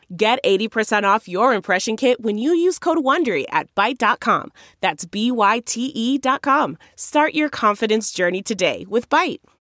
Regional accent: North Dakota, United States; moved away; I'm from North Dakota and a small family farm

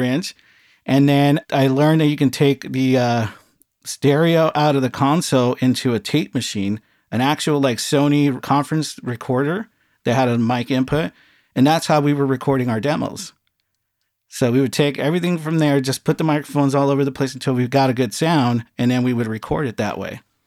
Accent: Los Angeles, California, United States; I grew up in a small town, San Pedro, California

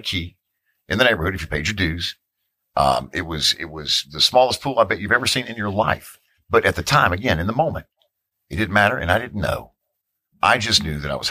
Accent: Hickory, North Carolina, United States; the neighborhood I grew up in Hickory, North Carolina, about 60 miles outside of Charlotte

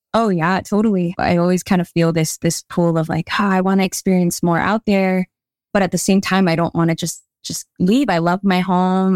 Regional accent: Hawaii, United States; I grew up living in Hawaii. I'm Hawaiian

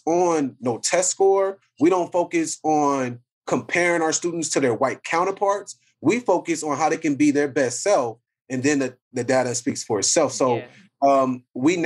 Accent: Compton, California, United States; I'm born from Compton

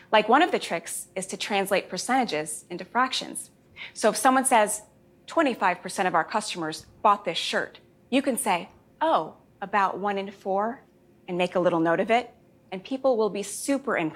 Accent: Jamaica; born there; I was born in Jamaica. My whole family is Jamaican, and they always give me a hard time for being the least Jamaican member of the family.

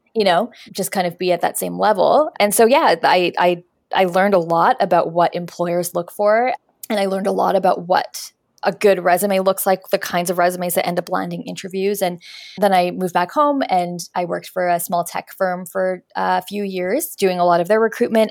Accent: Winnipeg, Manitoba, Canada; moved away as an adult; now in Toronto, Canada; I'm from Winnipeg. I moved to Toronto

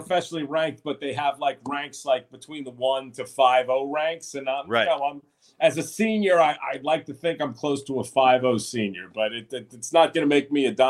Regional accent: Long Island, New York, United States; Yeah, I grew up in New York. You know, I should have been a Mets fan because I'm from Long Island

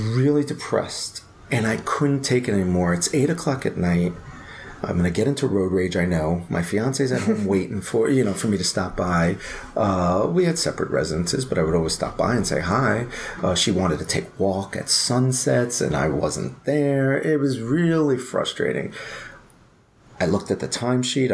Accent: New York, United States; moved away as an adult; also born or lived in Chicago, United States / Wheaton, Illinois, United States; I'm a guy from New York and I went to law school in Chicago and I'm in the suburbs of Wheaton, Illinois

